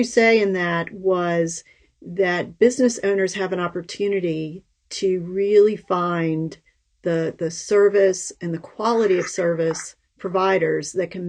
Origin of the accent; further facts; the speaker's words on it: Virginia, United States; we're all from Virginia, by the way, listeners and viewers. So in Virginia, we have hurricanes.